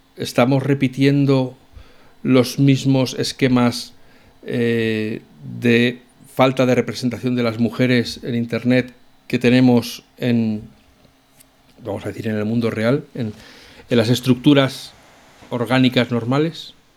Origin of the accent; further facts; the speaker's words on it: Spain; cómo somos los españoles